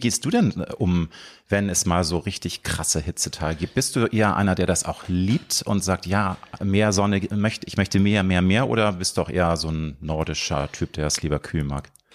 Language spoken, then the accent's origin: German; Hamburg, Germany; Peripherie von Hamburg, meiner Heimatstadt.